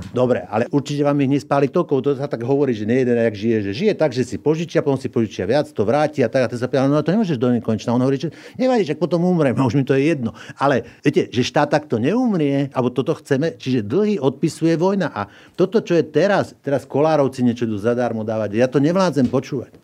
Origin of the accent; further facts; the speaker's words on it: Orava, Žilina Region, Slovakia; my sme sa narodili na Orave